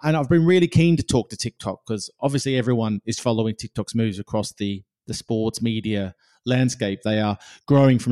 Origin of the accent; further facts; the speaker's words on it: Australia; now in United Kingdom; I come from Australia where that's not a problem